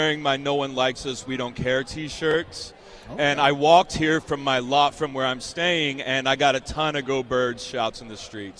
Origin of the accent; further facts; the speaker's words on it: Delaware, United States; moved away; I grew up in Delaware, and where my parents live right now is about 25 minutes away from the link. So even though we're in Delaware, we're closer to Philly than a lot of people in Pennsylvania